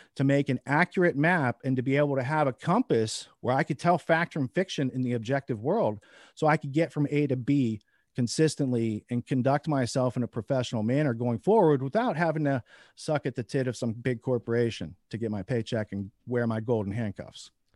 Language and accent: English; small Midwest town, United States; as an American, as a upright, honest citizen brought up in a small Midwest